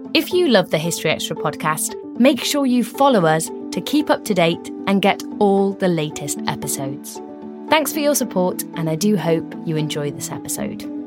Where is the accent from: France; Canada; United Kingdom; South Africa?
United Kingdom; the north of England; now in South of England, United Kingdom; as a Northerner myself, now living in the South